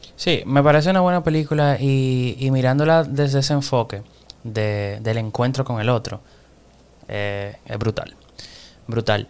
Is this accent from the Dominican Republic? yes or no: yes; Dominican Republic; nosotros somos dominicanos